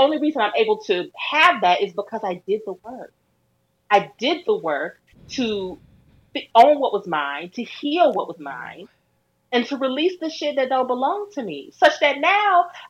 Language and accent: English; Milwaukee, Wisconsin, United States; I grew up in Milwaukee, Wisconsin. I grew up in the fucking Midwest.